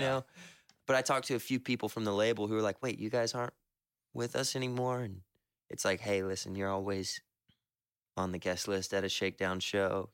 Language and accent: English; the South, United States